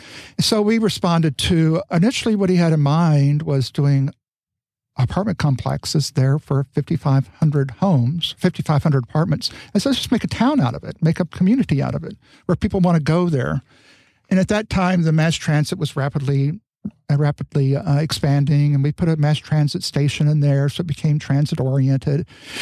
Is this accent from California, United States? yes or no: yes; California, United States; I claimed I was from California, even though when people I speak, they say, well, part of California, Southern, you know, and then particularly in New York, where they could really hear the accent.